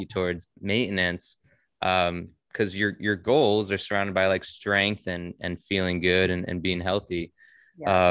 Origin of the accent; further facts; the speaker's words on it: Monroe, Connecticut, United States; also born or lived in Bridgeport, Connecticut; I was born in Bridgeport, um, and I lived in Monroe um, my whole life.